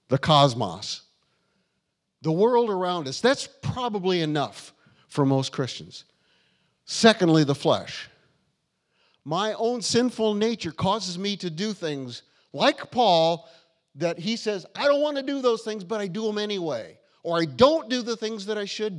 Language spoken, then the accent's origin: English; United States; I'm American